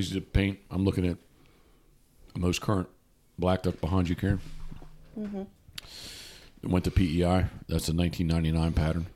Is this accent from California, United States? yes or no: no; Havre de Grace, Maryland, United States; I was born in Havre de Grace, Maryland, the self-proclaimed decoy capital of the world